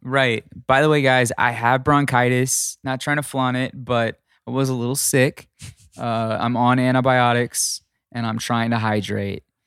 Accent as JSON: {"language": "English", "region": "Texas", "country": "United States", "moved": "yes", "lives_now": "California, United States", "said": "I am from Texas, and I do miss a flour tortilla living in, um, living in California."}